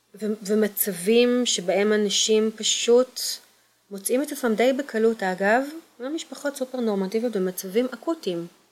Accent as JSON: {"language": "Hebrew", "town": "Kfar Saba", "region": "Central District", "country": "Israel", "tie": "born or raised there", "also_born_or_lived": "Kokhav Yair / Tel Aviv / Givat Ada", "lives_now": "Pardes Hanna, Israel", "said": "גדלתי בכפר סבא ובכוכב יאיר"}